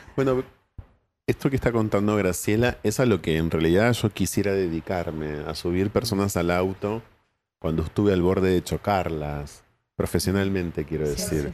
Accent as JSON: {"language": "Spanish", "town": "Ensenada", "region": "Buenos Aires Province", "country": "Argentina", "tie": "born or raised there", "said": "yo nací en Ensenada"}